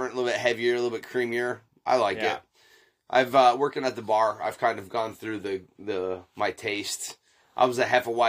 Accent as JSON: {"language": "English", "town": "Munising", "region": "Michigan", "country": "United States", "tie": "born or raised there", "said": "Well, there's a paper mill in my town growing up in Munising."}